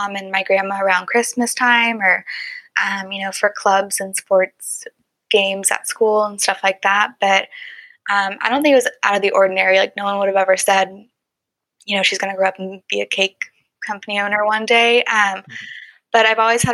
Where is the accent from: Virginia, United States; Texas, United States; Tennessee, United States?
Texas, United States; Dallas; also born or lived in Michigan; I grew up here in Dallas, Texas